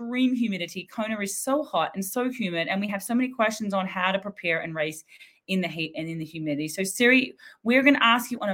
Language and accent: English; Australia; Being Aussie